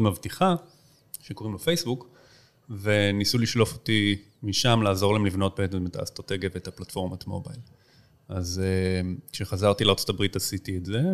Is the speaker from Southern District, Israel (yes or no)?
no; Tel Aviv, Tel Aviv District, Israel; also born or lived in United States / Boston; גדלתי פה בתל אביב